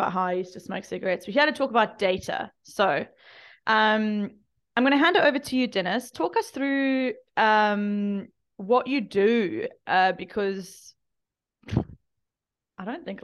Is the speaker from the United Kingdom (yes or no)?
no; South Africa; In South Africa, we also say data